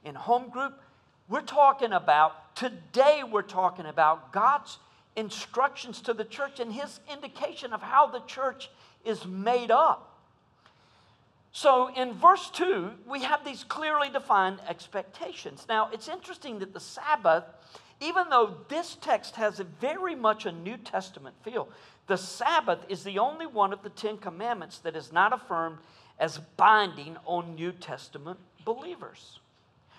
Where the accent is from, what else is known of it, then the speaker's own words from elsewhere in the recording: United States; as American evangelicals